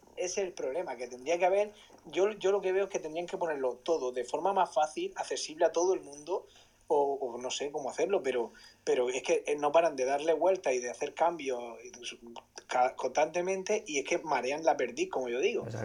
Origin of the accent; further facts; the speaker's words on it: Murcia, Region of Murcia, Spain; yo soy de aquí de Murcia